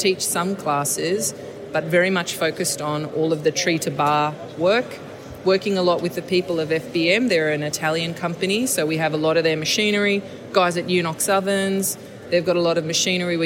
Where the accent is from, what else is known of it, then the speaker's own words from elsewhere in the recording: Sydney, New South Wales, Australia; I'm born and raised in the Inner West. I'm never going to leave.